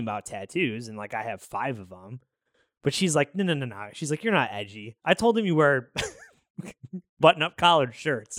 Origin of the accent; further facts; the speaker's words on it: Chicago, Illinois, United States; we're from the South Side